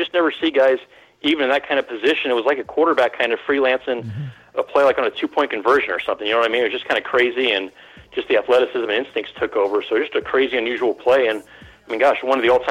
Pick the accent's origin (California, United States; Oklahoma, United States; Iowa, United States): California, United States; Bay Area; I grew up in the Bay Area